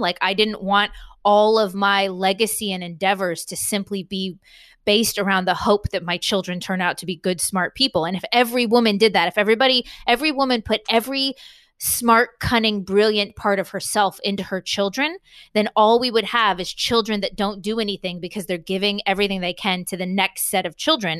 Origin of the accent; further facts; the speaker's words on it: San Diego, California, United States; moved away; I'm from San Diego, California, for the most part, and that's where my parents live.